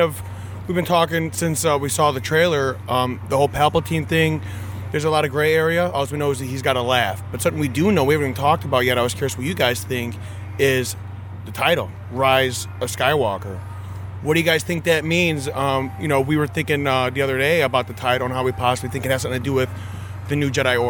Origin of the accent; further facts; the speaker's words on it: Chicago, Illinois, United States; I'm a local boy. Much like Ray … from Chicago